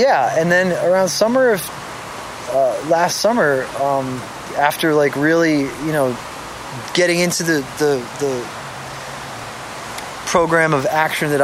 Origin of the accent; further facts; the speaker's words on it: Boston, Massachusetts, United States; I was born in Brighton, Mass